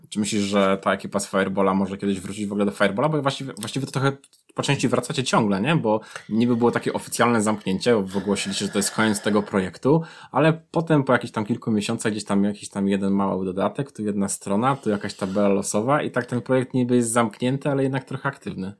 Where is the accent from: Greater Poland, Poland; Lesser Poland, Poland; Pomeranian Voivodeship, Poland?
Pomeranian Voivodeship, Poland; Tricity; jesteśmy obaj z Trójmiasta